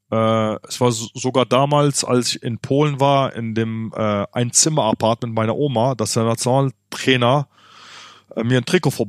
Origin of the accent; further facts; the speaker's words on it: Germany; Äh, ich bin in Deutschland groß geworden. Deutschland hat mir viel gegeben.